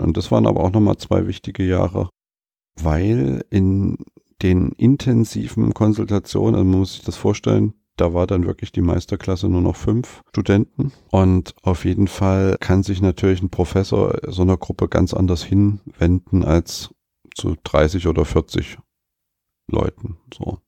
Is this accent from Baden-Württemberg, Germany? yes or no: no; Leipzig, Saxony, Germany; ich bin ja gebürtiger Leipziger